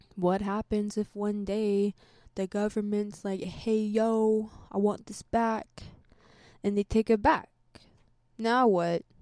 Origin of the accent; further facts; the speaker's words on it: United States; I grew up here. This is my home